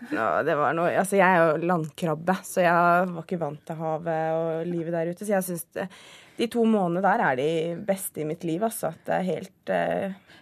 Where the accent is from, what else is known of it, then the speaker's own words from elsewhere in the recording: Southern Norway, Norway; moved away as an adult; jeg er jo søring